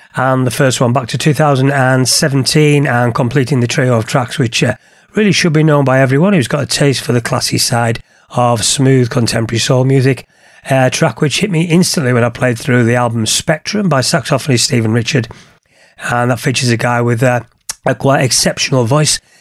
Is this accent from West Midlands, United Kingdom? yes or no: no; Kendal, North West England, United Kingdom; my hometown of Kendal